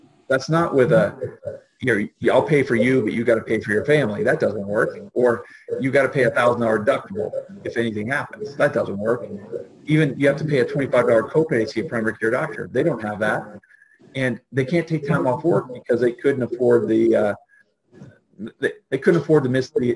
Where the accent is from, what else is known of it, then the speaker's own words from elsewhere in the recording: Canada; moved away as an adult; now in United States; as a Canadian